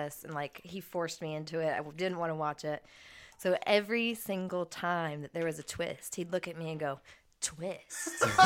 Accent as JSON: {"language": "English", "town": "Santa Cruz", "region": "California", "country": "United States", "said": "we're from California"}